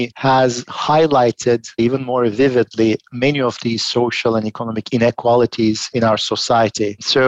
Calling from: Philadelphia, Pennsylvania, United States; I'm joining from Philadelphia today.

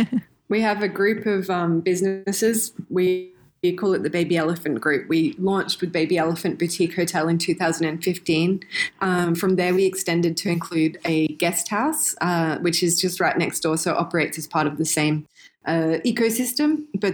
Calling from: Siem Reap, Cambodia; also born or lived in Indonesia; I'm calling in from Cambodia. Sunny Siem Reap. It's a gorgeous day here. So I've been living in Cambodia for 5 years now.

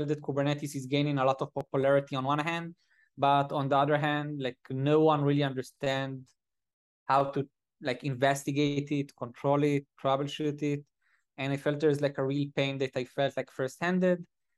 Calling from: Tel Aviv, Tel Aviv District, Israel; Israel. I'm currently at Tel Aviv at the office.

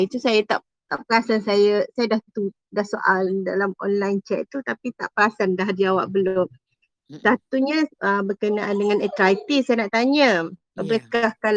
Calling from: Bangi, Selangor, Malaysia; saya dari Bangi.

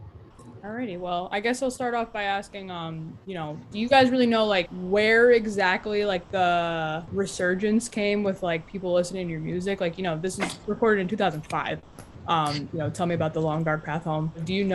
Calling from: Binghamton, New York, United States; I'm Binghamton, New York.

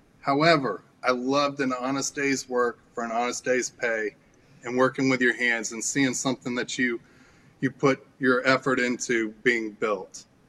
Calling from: Dallas, Texas, United States; Yeah, we're dialing in from Dallas, Texas.

